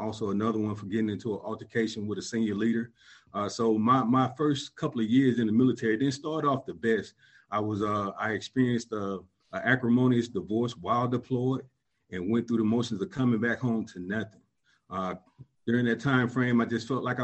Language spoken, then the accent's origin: English; Columbus, Georgia, United States; moved away; I'm originally from Columbus, Georgia. I grew up in a single-parent home